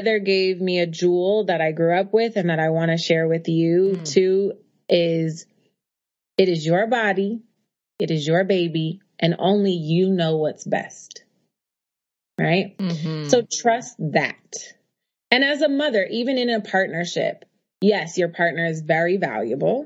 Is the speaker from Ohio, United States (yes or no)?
no; Oakland, California, United States; also born or lived in Harlem, New York; now in New York, United States; I'm a girl from Oakland who lives in Harlem